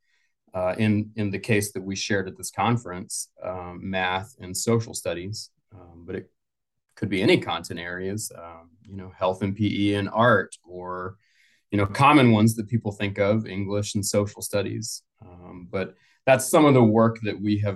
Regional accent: Colorado, United States; now in Atlanta, United States; That's where I'm from. I grew up in Colorado.

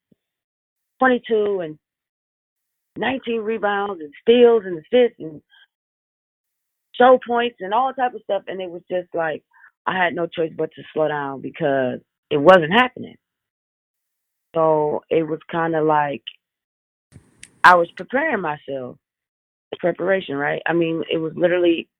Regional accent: Detroit, Michigan, United States; moved away as an adult; my hometown, which is Detroit. I spent my whole life in Detroit, big city, but still Midwest

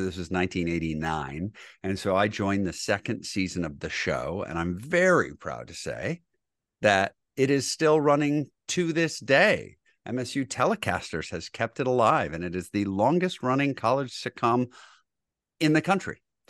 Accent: Grosse Pointe, Michigan, United States; I am from Grosse Pointe, Michigan. Born and raised

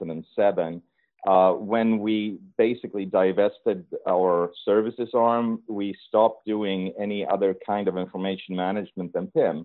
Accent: northern Sweden, Sweden; now in Chicago, United States; I'm born and raised in Sweden, actually in the northern part of Sweden

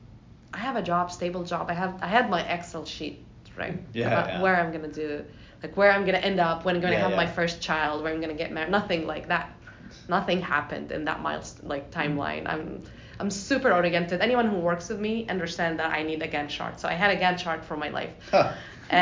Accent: Jordan; now in United States; I'm from Jordan originally. Yeah. I moved to the US

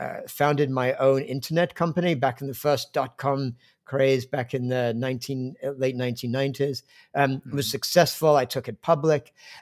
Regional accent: London, United Kingdom; Because I grew up in England, in fact, in the suburbs of London

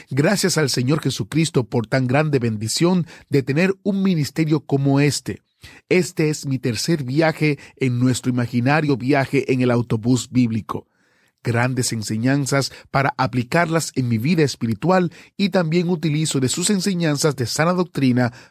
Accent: Cuba; now in Argentina; yo vivo en esos momentos en Argentina, soy cubano. Conocí de la existencia de ustedes en Cuba

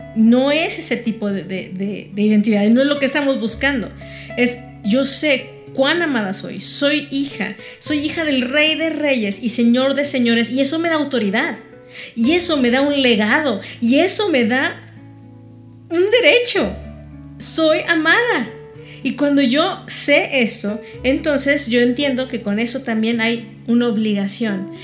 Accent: Mexico; Yo simplemente nací aquí, me registraron aquí y soy mexicana.

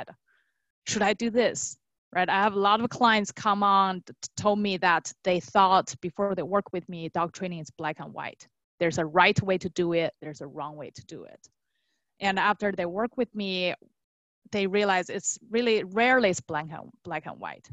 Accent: China; moved away; I was born and raised in China

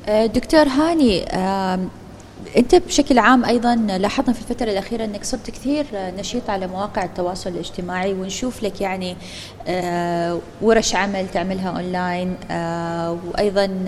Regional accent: Oman; عندنا في سلطنة عمان

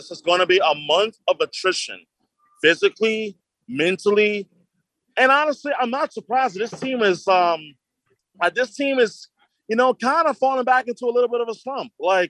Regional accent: New York, United States; In my hometown of New York

